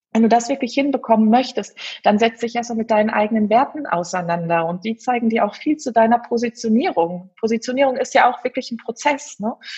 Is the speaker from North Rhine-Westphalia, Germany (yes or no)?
yes; Herten, North Rhine-Westphalia, Germany; ich komme hier mitten aus dem Ruhrpott, aus dem wunderschönen Herten